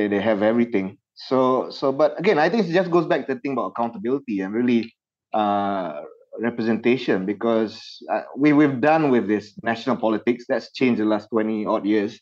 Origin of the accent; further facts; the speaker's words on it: Malaysia; As a Malaysian citizen